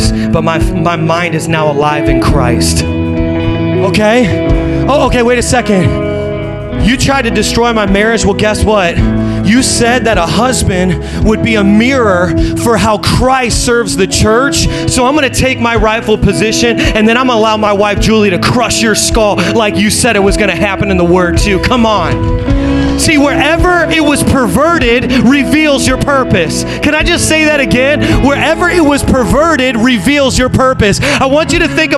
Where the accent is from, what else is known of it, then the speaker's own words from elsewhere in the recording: Indiana, United States; I'm from Indiana